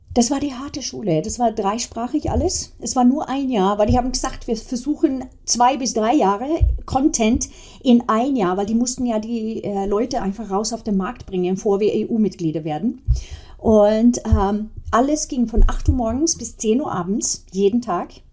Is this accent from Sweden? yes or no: yes; Sweden; now in Germany; als Kind damals in Schweden